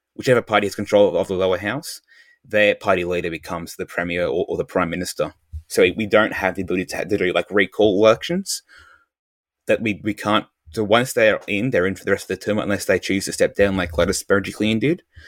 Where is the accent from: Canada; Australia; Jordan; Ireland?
Australia